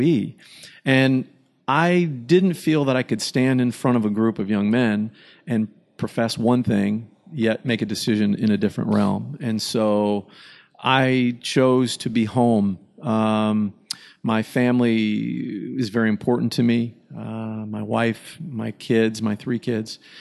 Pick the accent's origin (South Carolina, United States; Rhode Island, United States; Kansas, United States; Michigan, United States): Michigan, United States; growing up in Michigan